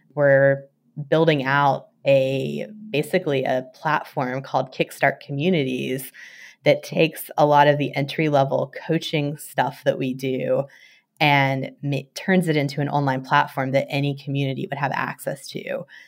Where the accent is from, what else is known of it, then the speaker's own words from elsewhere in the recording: West Virginia, United States; moved away; like a lot of West Virginians, I spend a lot of times in the woods